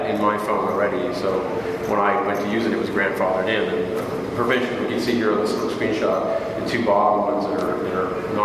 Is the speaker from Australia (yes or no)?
no; Canada; I'm Canadian